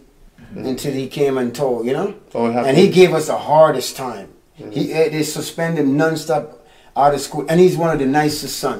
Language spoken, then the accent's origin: English; Florida, United States; I grew up here in America before I moved. Yeah, and this was in Florida.